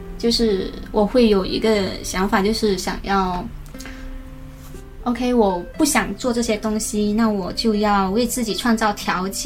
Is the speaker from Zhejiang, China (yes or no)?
no; Zhanjiang, Guangdong, China; accent: non-standard Mandarin (Guangdong); 广东人嘛，就是大家都说我的普通话不标准。